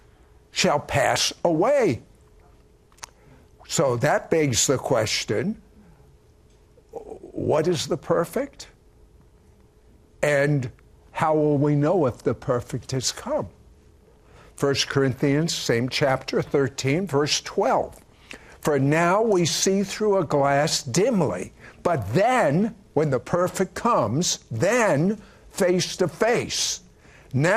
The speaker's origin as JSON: {"language": "English", "town": "Washington", "region": "District of Columbia", "country": "United States", "tie": "born or raised there", "said": "I was raised in Washington, D.C."}